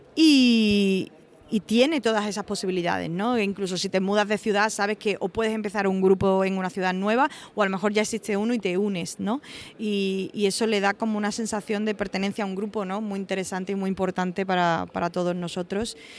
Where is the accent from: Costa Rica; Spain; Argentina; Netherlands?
Spain; Osuna, Andalusia; also born or lived in Seville; soy de Osuna, un pueblecito de Sevilla, pero he vivido muchísimos años en Sevilla